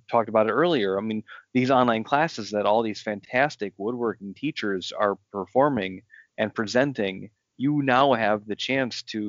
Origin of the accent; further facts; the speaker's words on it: Northwest Ohio, United States; I grew up in Midwest, you know, Northwest Ohio